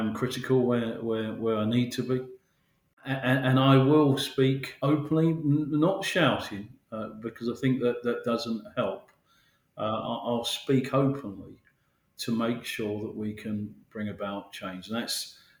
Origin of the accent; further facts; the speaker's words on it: Mitcham, London, United Kingdom; I live in London and I'm you know, born and bred South London. I'm very proud of that. I'm from Mitcham